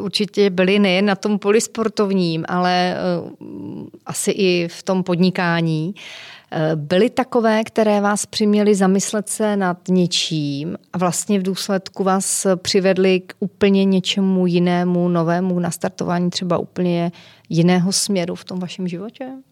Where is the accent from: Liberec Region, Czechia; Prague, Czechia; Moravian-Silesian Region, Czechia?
Moravian-Silesian Region, Czechia; Kopřivnice; Já jsem z Kopřivnice, tam se házená hrála docela dobře